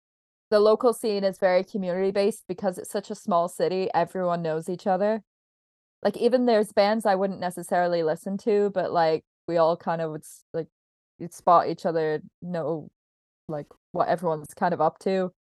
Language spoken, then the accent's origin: English; England, United Kingdom; also born or lived in Canada; I feel like I definitely know exactly what you mean, because I'm not actually from Belfast. I like grew up between England and Canada